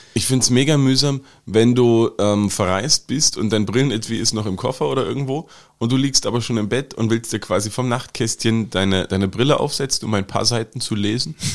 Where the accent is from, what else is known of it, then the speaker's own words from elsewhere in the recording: Germany; now in Austria; also in Deutschland, wo ich herkomme